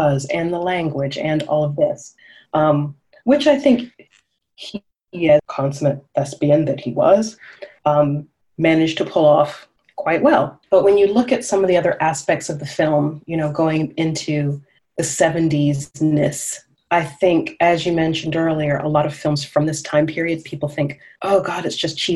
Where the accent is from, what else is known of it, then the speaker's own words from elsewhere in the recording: the South, United States; I'm from the South as well